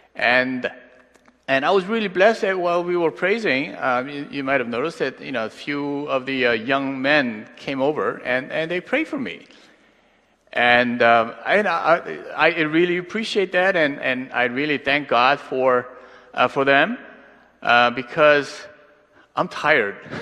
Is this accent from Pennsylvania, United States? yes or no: yes; Pittsburgh, Pennsylvania, United States; now in Los Angeles, United States; I grew up in Pittsburgh, but now I live